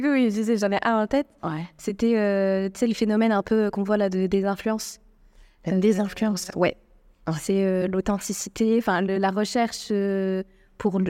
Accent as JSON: {"language": "French", "country": "France", "moved": "yes", "lives_now": "Morocco", "said": "je suis française, je, je parle française algérienne"}